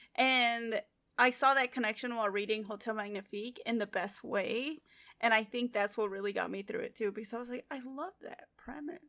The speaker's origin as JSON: {"language": "English", "country": "United States", "said": "we're American"}